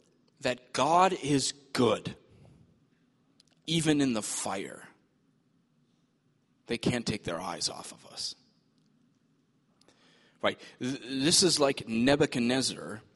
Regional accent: United States; as American Christians

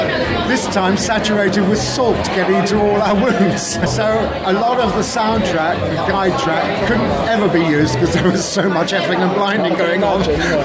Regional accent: Bristol, South West England, United Kingdom; Oh, yeah, I'm from Bristol.

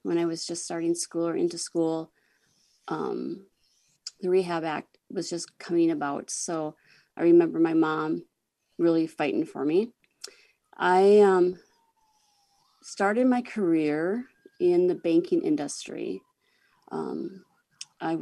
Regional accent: Groton, South Dakota, United States; now in Sioux Falls, United States; I am from Sioux Falls, South Dakota, and I grew up in Groton, which is a really small town in the northern part of the state.

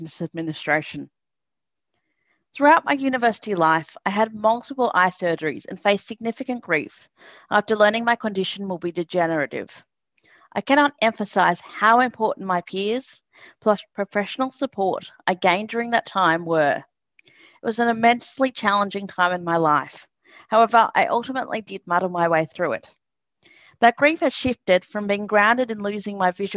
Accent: Lismore, New South Wales, Australia; I was born and raised in Lismore, a country town which is about 30 minutes inland from Byron Bay

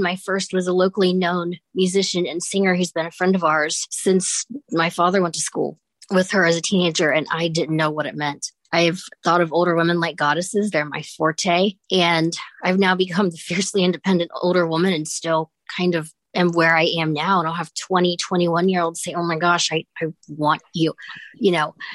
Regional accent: Columbus, Ohio, United States; I'm from Columbus, Ohio

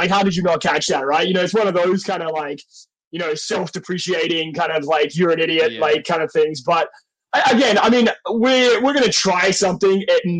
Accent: Australia; I think my accent, because I come like from where I come from in Australia, I always say like we're the more like civilized part of Australia.

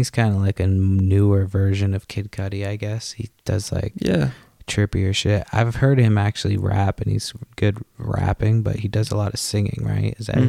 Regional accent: East Coast, United States; I grew up on the East Coast

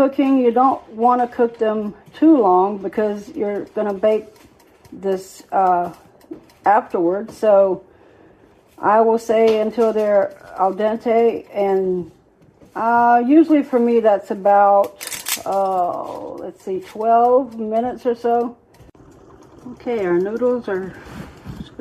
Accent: the South, United States; I'm from the South

